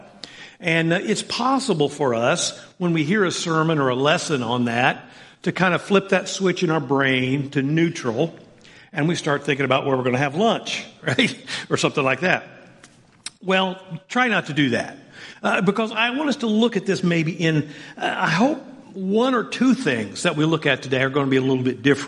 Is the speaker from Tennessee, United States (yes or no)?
no; Southern Indiana, United States; I grew up in Southern Indiana